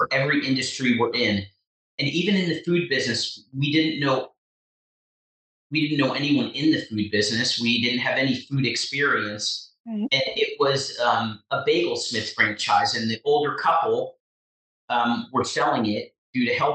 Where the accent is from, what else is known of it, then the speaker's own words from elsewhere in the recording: Chester, New Jersey, United States; also born or lived in Blairstown, New Jersey; I was born and raised in Chester, New Jersey